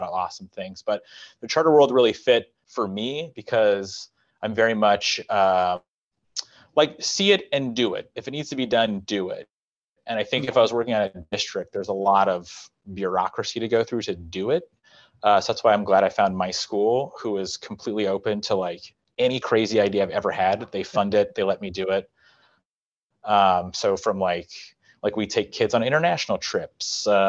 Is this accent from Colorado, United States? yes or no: yes; Colorado, United States; moved away; I'm from Colorado